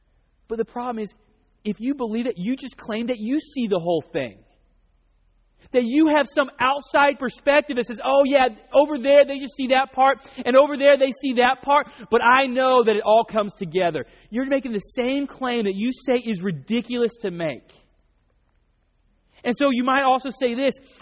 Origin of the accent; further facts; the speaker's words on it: North Oklahoma, United States; I grew up in Oklahoma, North Oklahoma.